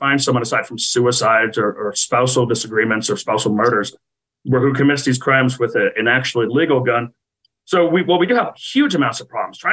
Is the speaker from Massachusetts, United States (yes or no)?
yes; Massachusetts, United States; now in Washington, D.C., United States; I'm from Massachusetts